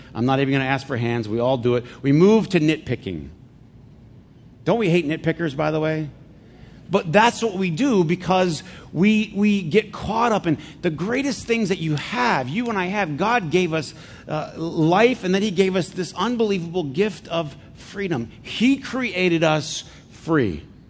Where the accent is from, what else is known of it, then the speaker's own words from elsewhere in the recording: Flint, Michigan, United States; when I was a kid growing up in Flint